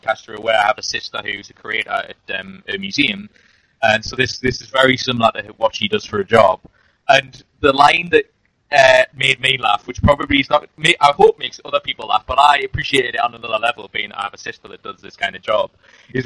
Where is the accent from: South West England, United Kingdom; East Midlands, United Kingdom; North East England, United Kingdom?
North East England, United Kingdom; Newcastle upon Tyne; I'm from Newcastle, which is a very working class part of the country, and that is how we're brought up